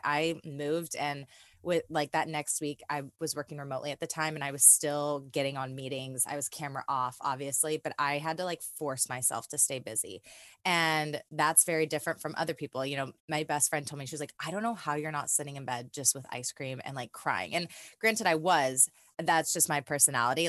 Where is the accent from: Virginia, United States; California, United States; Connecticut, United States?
California, United States; moved away as an adult; now in Nashville, United States; I'm originally from California and I moved out to Nashville about two months after the breakup